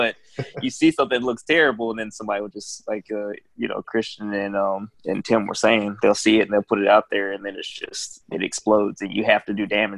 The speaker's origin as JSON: {"language": "English", "region": "North Alabama", "country": "United States", "tie": "born or raised there", "also_born_or_lived": "Oklahoma", "moved": "as an adult", "lives_now": "North Carolina, United States", "said": "I'm from Alabama originally. And so I grew up a bunch of tornado events"}